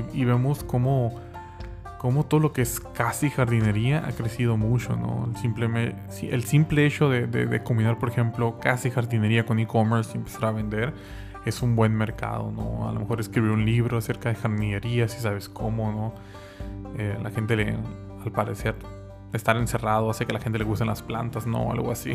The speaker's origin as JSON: {"language": "Spanish", "country": "Mexico", "tie": "born or raised there", "said": "el estado eh, donde soy nativo"}